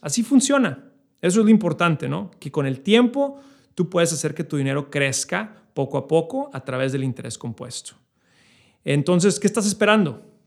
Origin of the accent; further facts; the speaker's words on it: Chihuahua, Mexico; now in New York, United States; yo, como mexicano, eh, creciendo en la frontera eh, en Chihuahua